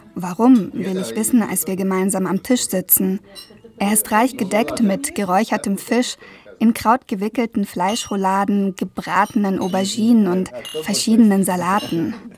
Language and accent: German; Germany; born or raised there; also born or lived in Novostroyka, near Astana, Kazakhstan; now in Mannheim, Germany